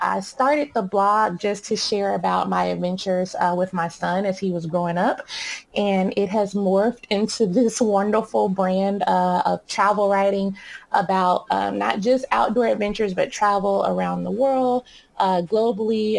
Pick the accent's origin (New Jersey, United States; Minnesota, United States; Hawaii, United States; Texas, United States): Texas, United States; Dallas; I grew up in Dallas, Texas